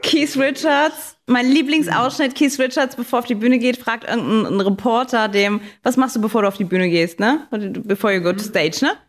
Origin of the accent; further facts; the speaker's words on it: Saarbrücken, Saarland, Germany; Saarbrücken, in meiner Heimatstadt